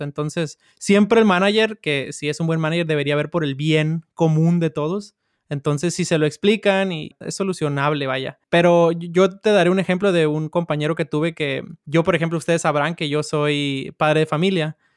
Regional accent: Sinaloa, Mexico; yo soy de Sinaloa

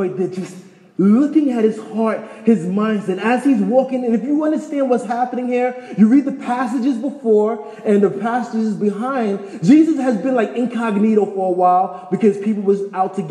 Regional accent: New York, United States; moved away as an adult; also born or lived in Taos; I'm from New York

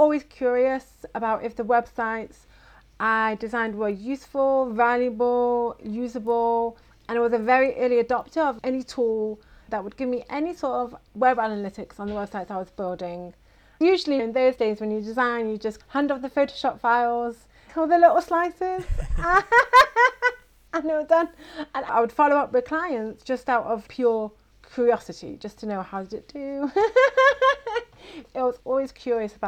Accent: Manchester, North West England, United Kingdom; moved away as an adult; now in Beit Shemesh, Israel; I grew up in Manchester, England, with dreams of being a fashion designer

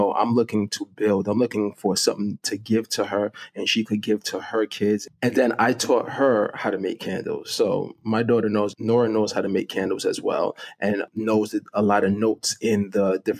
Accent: Jamaica; now in Brooklyn, United States; And I live in Brooklyn, and my family, you know, when we came from Jamaica, was in Brooklyn.

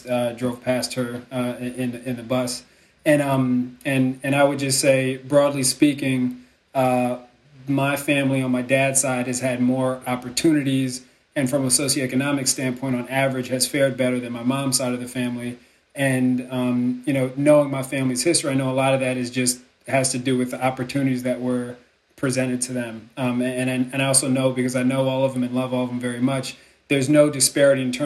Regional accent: Philadelphia, Pennsylvania, United States; I'm a Philly kid. I grew up in the Germantown section of the city

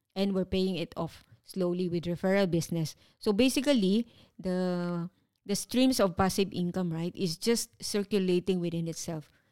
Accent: Philippines; moved away as an adult; now in Singapore; 13 years as overseas Filipino worker

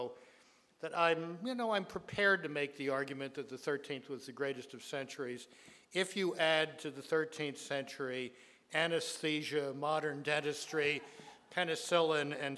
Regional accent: Baltimore, Maryland, United States; When I was a boy growing up in Baltimore

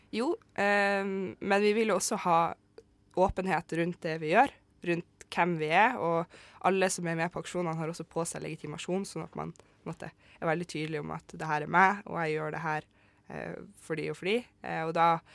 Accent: Vesterålen, Nordland, Norway; Jeg kommer fra Vesterålen, og der kaller vi det egentlig bare for myrebunad

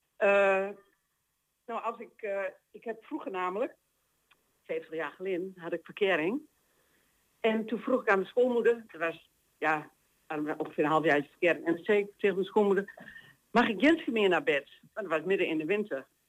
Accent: Overdinkel, Overijssel, Netherlands; accent: Twents; bij ons in Overdenko

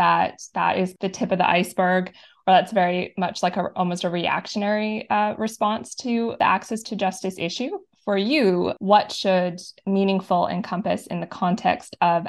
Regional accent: Northwest Territories, Canada; I'm from the North, I'm from the Northwest Territories

